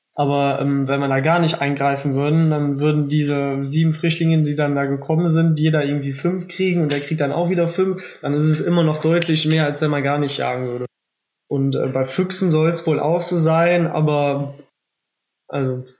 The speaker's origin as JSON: {"language": "German", "region": "Rhineland-Palatinate", "country": "Germany", "said": "bei uns in Rheinland-Pfalz"}